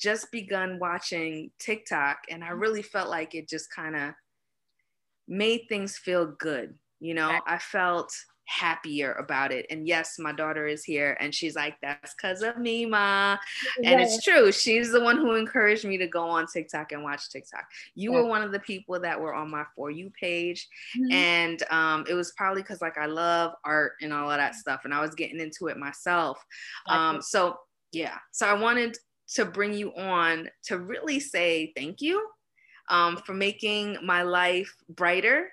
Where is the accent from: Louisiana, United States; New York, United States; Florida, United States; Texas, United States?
New York, United States; New York City; I grew up in New York, Brooklyn